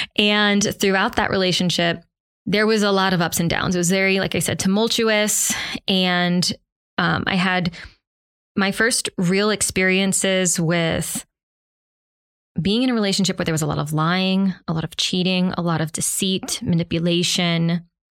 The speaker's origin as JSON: {"language": "English", "region": "the South", "country": "United States", "said": "I'm from the South"}